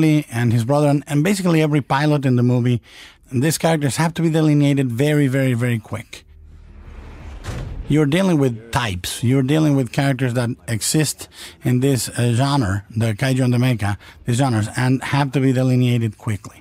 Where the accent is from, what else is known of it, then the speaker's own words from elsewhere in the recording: Mexico; growing up in Mexico in the 1960s